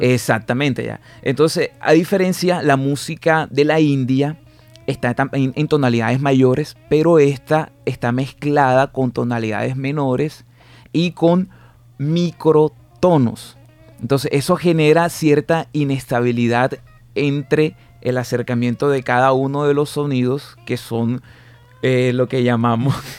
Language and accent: Spanish; Barranquilla, Atlántico, Colombia; Yo soy netamente barranquillero y por así decirlo, básicamente soy del gueto. O sea, yo me crié eh, pateando bolas de trapo